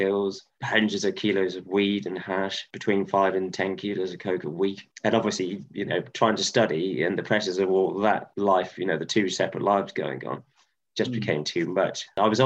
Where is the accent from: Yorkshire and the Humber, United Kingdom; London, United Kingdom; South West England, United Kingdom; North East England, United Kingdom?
South West England, United Kingdom; Stroud; moved away as an adult; also born or lived in Cardiff / Ecuador; my hometown that I ever went to in Stroud